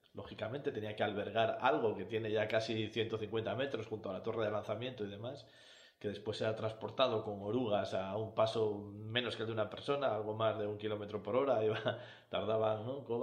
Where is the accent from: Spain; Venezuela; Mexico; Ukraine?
Spain; Cantabria; los que somos de Cantabria